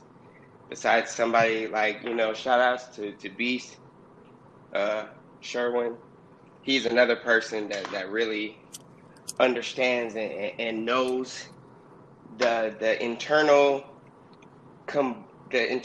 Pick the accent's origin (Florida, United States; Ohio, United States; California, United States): California, United States; Oakland; also born or lived in Los Angeles area (818), California; now in San Fernando Valley, United States; I'm from Oakland, California, Yay area, 510, and I reside now in the 818